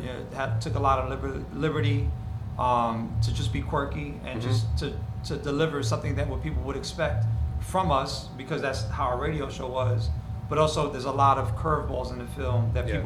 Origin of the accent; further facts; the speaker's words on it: New York City, New York, United States; I grew up on the Upper West Side on 97th Street